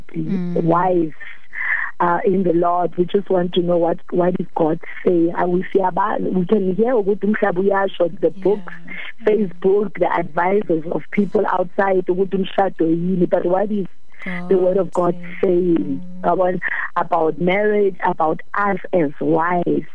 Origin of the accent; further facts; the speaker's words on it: Kimberley, Northern Cape, South Africa; now in Johannesburg, South Africa; I'm from Kimberly.